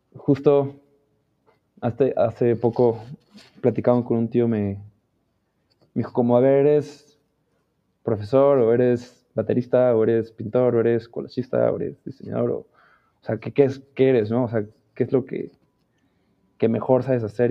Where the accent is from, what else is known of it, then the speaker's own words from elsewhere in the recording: Mexico City, Mexico; Nací en el DF.